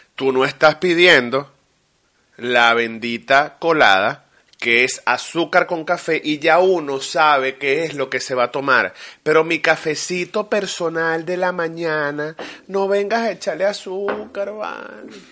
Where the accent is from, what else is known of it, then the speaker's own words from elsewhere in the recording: Venezuela; accent: Venezuelan; mi acento era venezolano